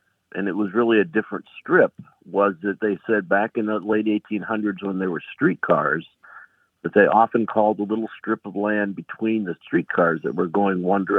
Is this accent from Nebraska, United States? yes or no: no; Akron, Ohio, United States; now in Bowling Green, United States; my hometown of Akron, Ohio